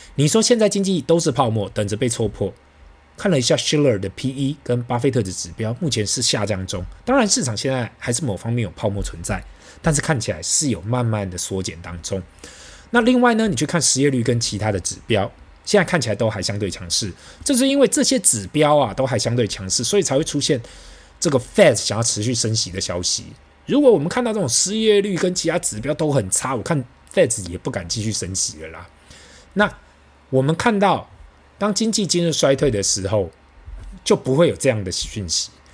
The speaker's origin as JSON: {"language": "Chinese", "region": "Taipei", "country": "Taiwan", "tie": "born or raised there", "said": "小时候在台北吃一碗卤肉饭只要五到十元嘛"}